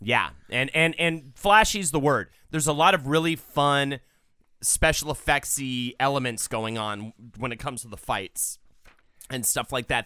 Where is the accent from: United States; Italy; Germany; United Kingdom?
United States; as an American